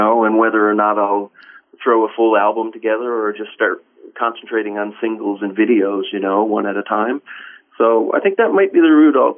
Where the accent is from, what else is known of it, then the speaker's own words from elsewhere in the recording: Colebrook, Newfoundland and Labrador, Canada; my hometown, Colebrook, on the west coast of Newfoundland